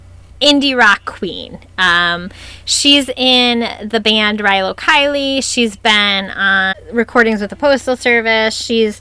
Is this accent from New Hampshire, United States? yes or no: no; Buffalo, New York, United States; moved away; I'm from Buffalo originally, and apparently, to some people, Buffalo is considered the beginning of the Midwest.